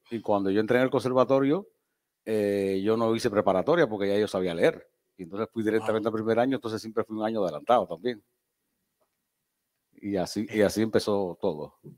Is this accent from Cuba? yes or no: yes; Cuba; also born or lived in Niquero / Cárdenas / Antilla / Santiago de Cuba; yo siempre digo que nací por accidente en Niquero, porque mi papá, como era pastor, lo, cambiaban mucho de, iglesia por toda la isla. Y entonces eh, eh, nací allí, de ahí nos fuimos a Cárdenas, de Cárdenas nos fuimos a Antilla de Antilla Santiago de Cuba